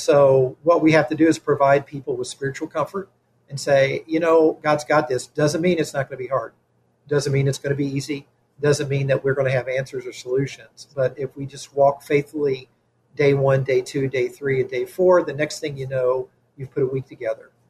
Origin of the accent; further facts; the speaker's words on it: Kentucky, United States; now in Elgin, United States; I'm originally from Kentucky.